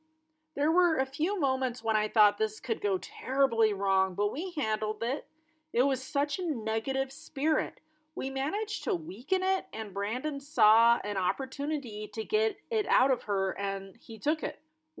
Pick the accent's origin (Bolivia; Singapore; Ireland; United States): Singapore; also born or lived in Southeast Asia; now in Australia; I was born in Singapore, so I grew up in Southeast Asia and moved to Australia when I was in the middle of school.